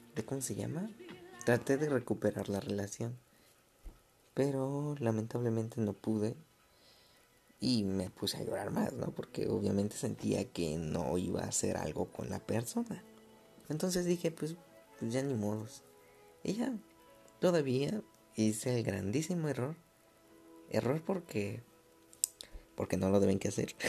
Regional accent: Mexico City, Mexico; yo soy de la Ciudad de México

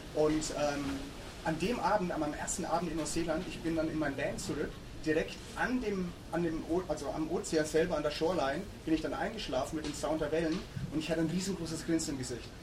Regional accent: Würzburg, Bavaria, Germany; moved away as an adult; in Würzburg, wo ich, wo ich aufgewachsen bin

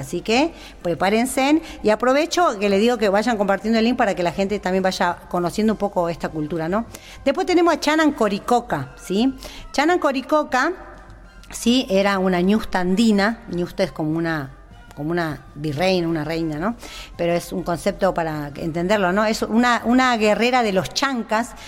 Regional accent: Jujuy, Argentina; Nosotros somos collas de Jujuy

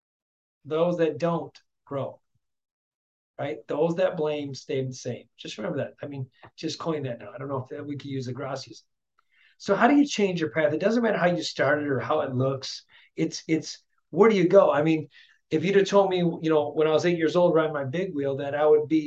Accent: Flint, Michigan, United States; growing up in Flint, Michigan, raised by a single mom raising three kids

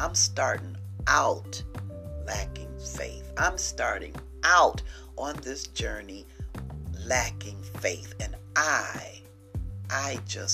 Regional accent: Missouri, United States; I'm from the state of Missouri. I'm from the Show Me State.

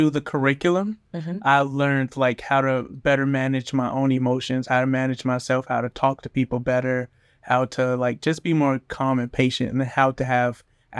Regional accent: Orlando, Florida, United States; also born or lived in Hollywood / Miami; I was born in Orlando, moved to Hollywood, Florida, moved back to Orlando when I was like 7, moved back to Miami when I was like 14.

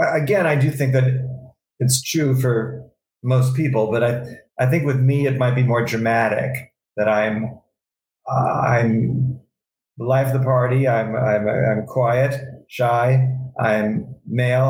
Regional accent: New York City, New York, United States; I was from New York City

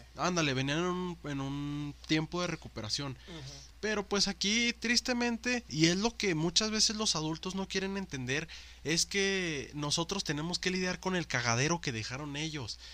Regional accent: Mexico; soy moreno, soy mexicano

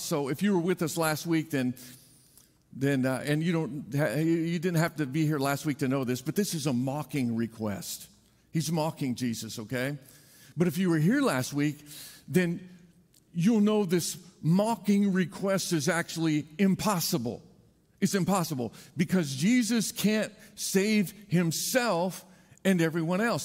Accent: Indiana, United States; moved away; I grew up in Indiana

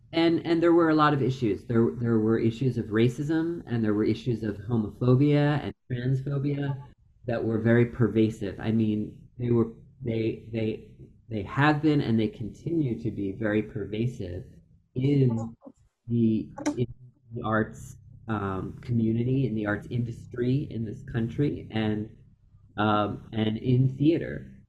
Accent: Philadelphia, Pennsylvania, United States; I grew up in Philadelphia, out outside of the city, more in the suburbs

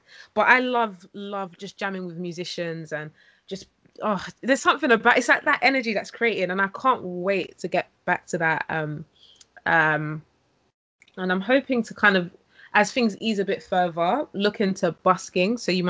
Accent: London, United Kingdom; Yes, East London.

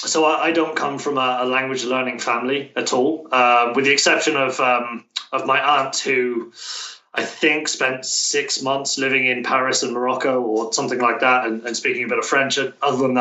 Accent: Plymouth, South West England, United Kingdom; moved away as an adult; now in Tokyo, Japan; I'm from a town called Plymouth. It's deep in the southwest

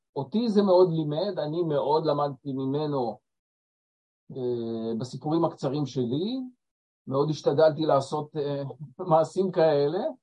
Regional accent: Israel; אנחנו ישראלים, יהודים

